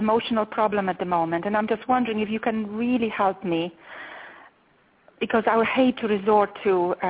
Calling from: Austin, Texas, United States; I'm calling from Austin

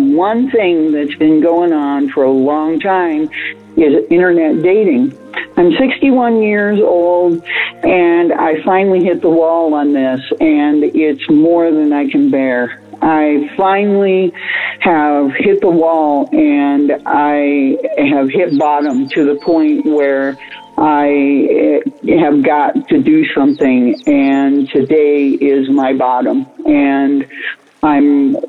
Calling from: Nebraska, United States; from Nebraska.

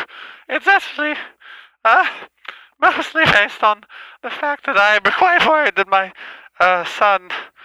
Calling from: California, United States; I'm from California.

